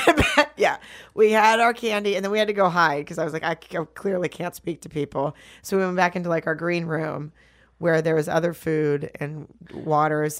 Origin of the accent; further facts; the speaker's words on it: Arkansas, United States; I'm from Arkansas